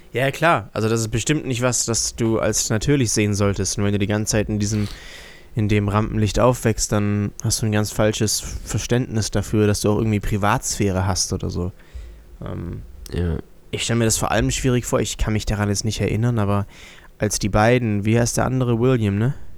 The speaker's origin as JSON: {"language": "German", "country": "Germany"}